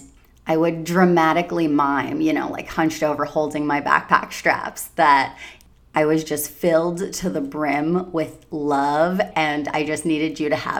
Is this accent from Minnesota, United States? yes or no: no; Long Island, New York, United States; moved away; my hometown in Long Island, New York